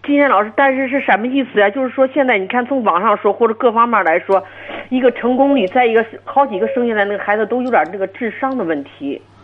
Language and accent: Chinese; Hebei, China; 我是河北的